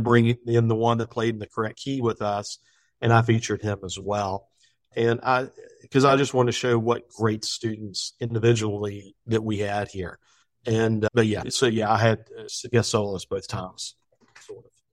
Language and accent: English; West Virginia, United States; now in Virginia, United States; me being from West Virginia. I wanted to make sure that people from Virginia knew that I was from West Virginia University